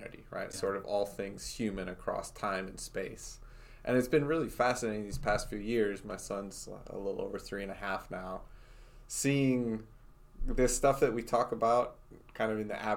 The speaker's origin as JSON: {"language": "English", "town": "Fort Wayne", "region": "Indiana", "country": "United States", "tie": "born or raised there", "also_born_or_lived": "St. Louis", "moved": "as an adult", "lives_now": "Batesville, United States", "said": "I grew up in Fort Wayne, Indiana."}